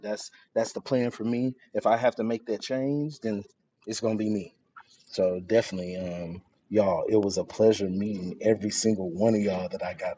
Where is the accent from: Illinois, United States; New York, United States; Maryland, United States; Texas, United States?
Texas, United States; moved away as an adult; now in Connecticut, United States; I'm from Texas